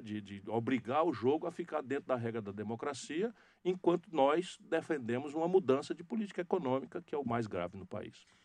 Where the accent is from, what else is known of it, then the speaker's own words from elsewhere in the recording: Northeast Region, Brazil; esse estilo de falar o que pensa, de ser direto, de ser claro, que é muito da característica nossa do Nordeste